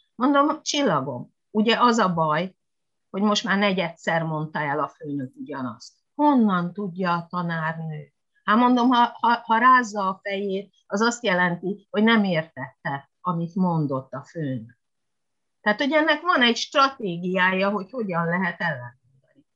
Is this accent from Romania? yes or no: no; Hungary; moved away; also born or lived in Japan